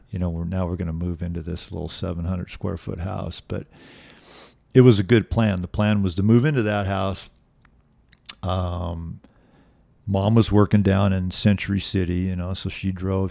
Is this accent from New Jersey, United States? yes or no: no; Los Angeles, California, United States; I grew up in a suburb of Los Angeles called Reseda